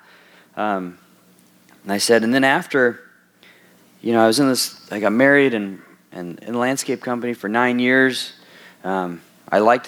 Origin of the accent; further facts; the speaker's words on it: Southern California, United States; moved away; also born or lived in Wisconsin; I grew up in Southern California